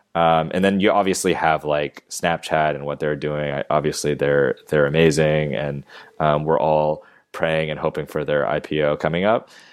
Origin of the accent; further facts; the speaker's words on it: Maryland, United States; moved away as an adult; also born or lived in Georgia / New York; now in Los Angeles, United States; I grew up in Maryland, right outside of D C